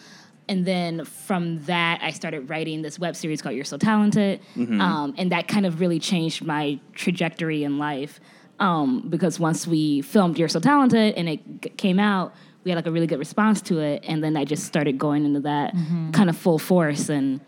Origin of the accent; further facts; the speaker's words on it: Chicago, Illinois, United States; I'm from Chicago, born and raised.